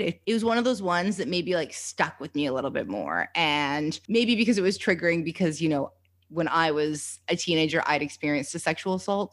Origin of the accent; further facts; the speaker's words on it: Canada; being a Canadian, you know, coming from Canada